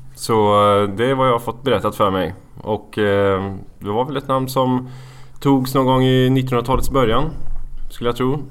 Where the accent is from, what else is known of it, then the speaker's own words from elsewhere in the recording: Valdemarsvik, Östergötland, Sweden; moved away as an adult; also born or lived in Gothenburg; I Valdemarsvik. En, eh, liten bygd i Östergötland.